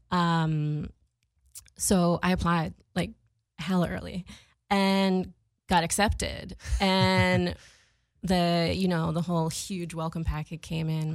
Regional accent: Boston, Massachusetts, United States; I was growing up in Boston

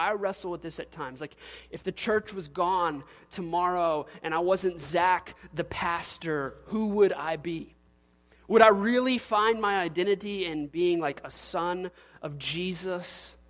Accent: Louisiana, United States; and I'm an oil-filled guy, and I'm from South Louisiana, and I drive a big truck, and that's my identification.

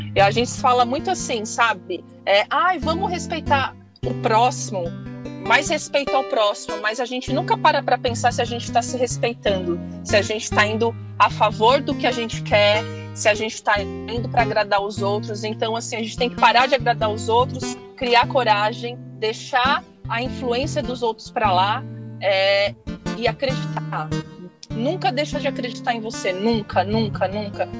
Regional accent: São Paulo, Brazil; moved away as an adult; now in Hawaii, United States; eu saí de São Paulo, capital. É, eu sou de lá, né? Não por conta de trabalho, mas é, a cidade que eu nasci é gigante

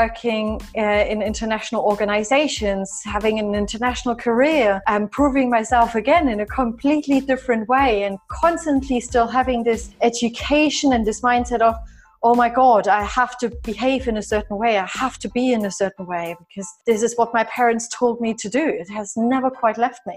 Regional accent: East Germany, Germany; moved away; I was born and raised in East Germany

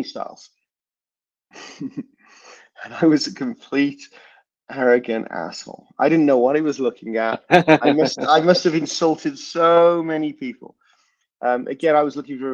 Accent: Birmingham, West Midlands, United Kingdom; moved away; also born or lived in Hong Kong; I grew up in Birmingham in the UK

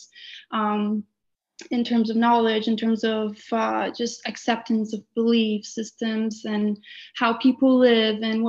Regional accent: Poland; now in Canada; I carry a lot of my sort of some of my upbringing from Poland and the ways of the culture, but then also so much more that I have gained in Canada

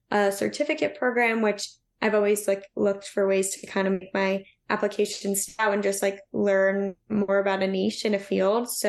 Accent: Long Island, New York, United States; moved away as an adult; also born or lived in Pennsylvania; I'm originally from Long Island in New York

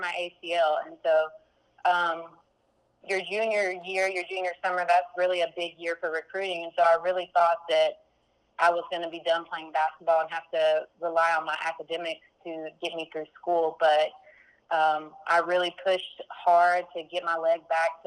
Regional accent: Corsicana, Texas, United States; moved away as an adult; also born or lived in Monroe, Louisiana; I was born and raised in Corsicana, Texas.

